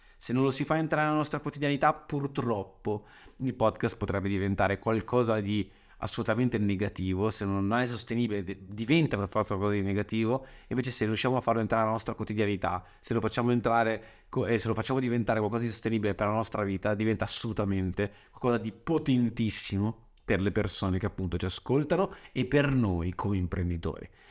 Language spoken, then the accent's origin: Italian; Saronno, Lombardy, Italy; sono nato a Saronno il 31 agosto 91